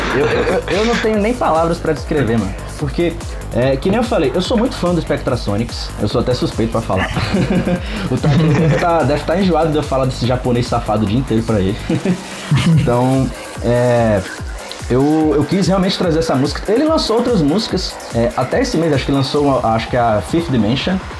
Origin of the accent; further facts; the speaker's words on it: Brasília, Federal District, Brazil; eu sou aqui de Brasília, tenho 24 anos